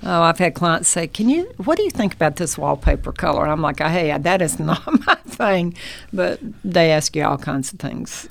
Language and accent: English; North Carolina, United States; also born or lived in Chicago; now in Dalton, United States; I'm from North Carolina so I grew up in a small town